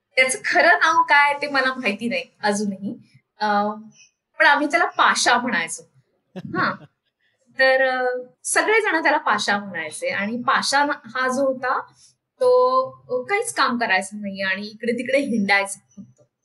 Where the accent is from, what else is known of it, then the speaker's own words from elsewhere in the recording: Nashik, Maharashtra, India; माझं सगळं लहानपण त्या नदीच्या जवळ गेलं